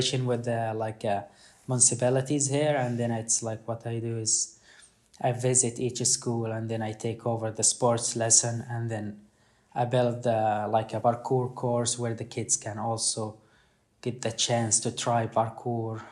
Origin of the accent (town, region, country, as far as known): Khan Yunis, Gaza Strip, Palestine; born or raised there; now in Sweden